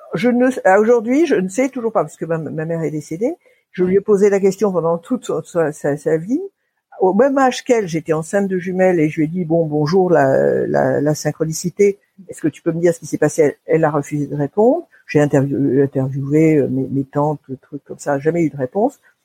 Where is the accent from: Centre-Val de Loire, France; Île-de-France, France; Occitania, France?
Île-de-France, France; Paris; also born or lived in Basque Country; J'ai grandi à Paris. J'ai grandi euh, dans les beaux quartiers, ce qu'on appelle les beaux quartiers de Paris